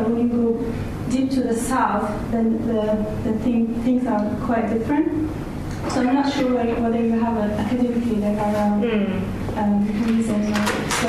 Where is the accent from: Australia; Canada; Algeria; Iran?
Algeria; moved away; I work for Forward Thinking, but I was born and raised in Algeria.